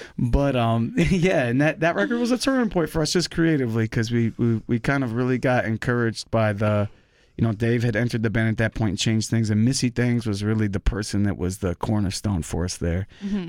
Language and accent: English; Cleveland, Ohio, United States; I'm from Cleveland. It's right across the lake, you know?